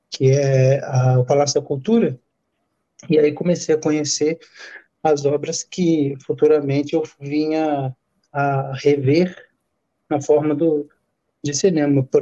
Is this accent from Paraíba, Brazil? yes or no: no; Campos dos Goytacazes, Rio de Janeiro, Brazil; Eu sou do, natural da, do interior de, do Rio, na né, cidade de Campos Goitacazes